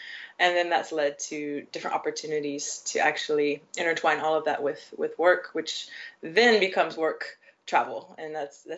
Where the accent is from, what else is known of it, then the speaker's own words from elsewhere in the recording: Nashville, Tennessee, United States; now in Asia; So yeah, I'm originally from the U.S., Nashville, Tennessee, and I don't think you'll find much of a southern accent when I'm speaking, but that's exactly where I am from.